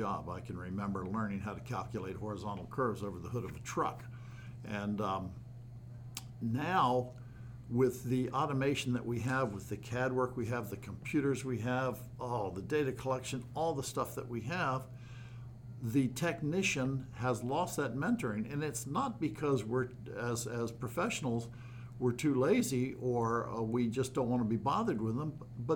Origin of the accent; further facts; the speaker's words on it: Maryland, United States; moved away as an adult; also born or lived in Alberta, Canada / Washington State; now in Washington, United States; I grew up in the Maryland area